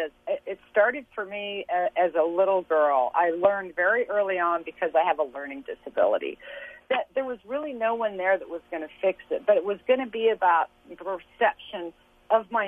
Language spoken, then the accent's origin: English; Lawrence, Kansas, United States; I was born and raised in Lawrence, Kansas